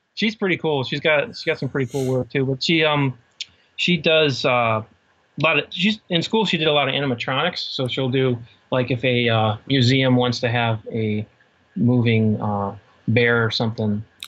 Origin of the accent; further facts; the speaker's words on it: Cleveland, Ohio, United States; also born or lived in Pittsburgh; I, basically grew up in Cleveland. Okay. Uh, on the east side of Cleveland